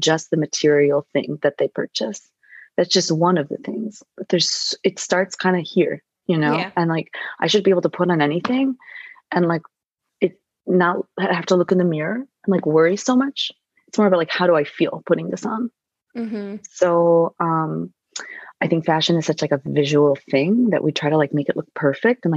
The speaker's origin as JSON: {"language": "English", "region": "Midwest", "country": "United States", "tie": "born or raised there", "moved": "yes", "lives_now": "New York, United States", "said": "I grew up in the Midwest"}